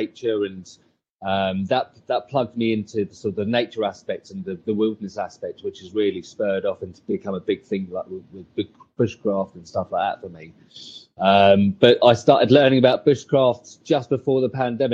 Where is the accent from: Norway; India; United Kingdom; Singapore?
United Kingdom; Bognor Regis, South East England; I'm in England. I am English. I'm a place called Brogan Regis, right on the south coast.